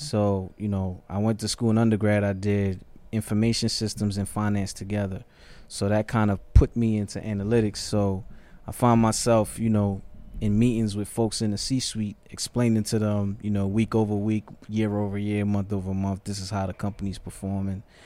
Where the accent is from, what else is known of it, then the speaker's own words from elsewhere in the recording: New York City, New York, United States; moved away as an adult; also born or lived in Ghana; now in Atlanta, United States; So, from the Bronx, grew up in the projects